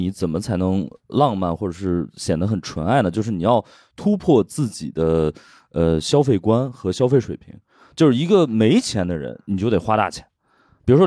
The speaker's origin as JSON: {"language": "Chinese", "region": "northern China", "country": "China", "said": "因为我是北方人嘛，然后那个冬天下着大雪"}